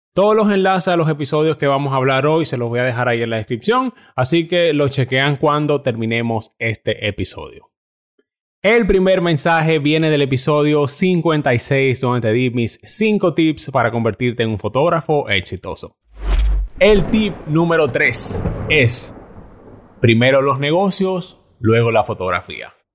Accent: Dominican Republic; moved away as an adult; yo me fui de la República Dominicana detrás de un sueño

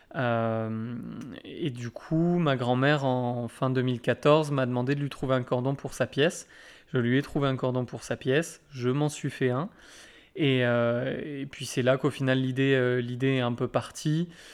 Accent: Brittany, France; moved away as an adult; now in Landes, France; Je suis breton d'origine, mais, euh, mais landais maintenant euh, de cœur. Euh, puisque ça, fait, euh, ça va faire bientôt euh, huit 8 ans que je vis ici

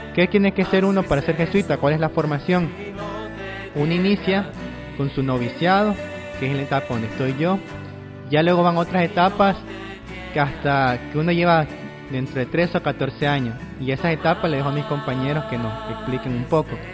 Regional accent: Nicaragua

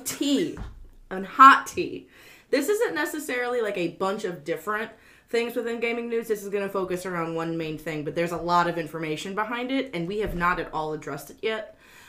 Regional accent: Louisiana, United States; We're from Louisiana, and we never learned how to read.

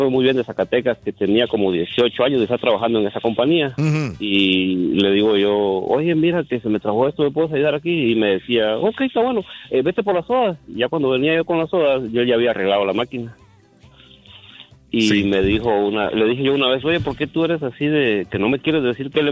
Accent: Guatemala; estoy trabajando de lo que estudié en mi país, en Guatemala

